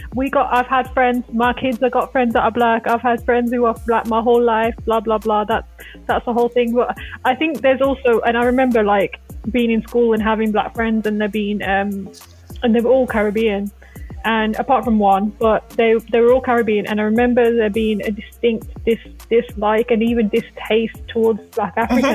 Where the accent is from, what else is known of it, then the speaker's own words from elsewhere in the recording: India; As an Indian woman, honestly.